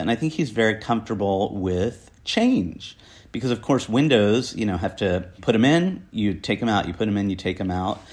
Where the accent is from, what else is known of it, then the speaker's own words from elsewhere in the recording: New Jersey, United States; now in New York, United States; I was brought up in a crappy farm town in New Jersey.